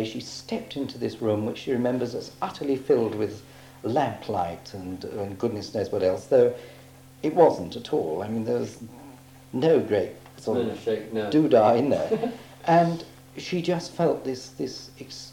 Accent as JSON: {"language": "English", "region": "England", "country": "United Kingdom", "said": "I'm as English as they come"}